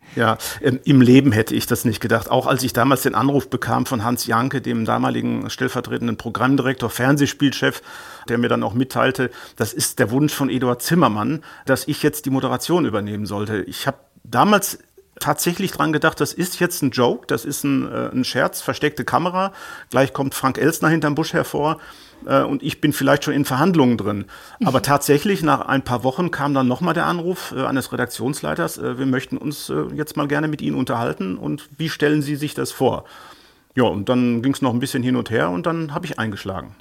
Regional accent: Ruhr area, North Rhine-Westphalia, Germany; ich komme aus dem Ruhrgebiet

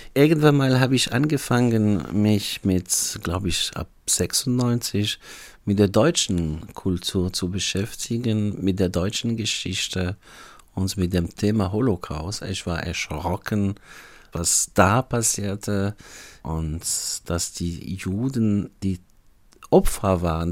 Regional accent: Algeria; German is a second language; moved away as an adult; now in Freiburg, Germany; Also ich stamme aus Algerien und ich kam im Jahr 1992 hierher wegen dem Studium und äh, man ist antisemitisch aufgewachsen in Algerien

